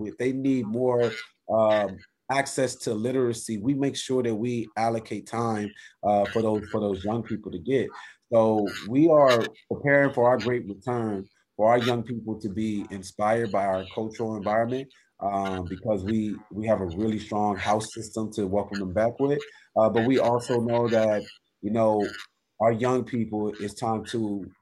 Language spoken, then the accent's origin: English; Compton, California, United States; I'm from Compton